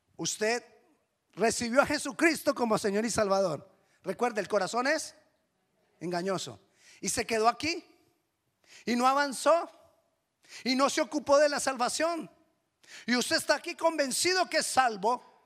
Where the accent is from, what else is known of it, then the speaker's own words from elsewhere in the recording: Colombia; accent: Colombian; me sonó a un acento no colombiano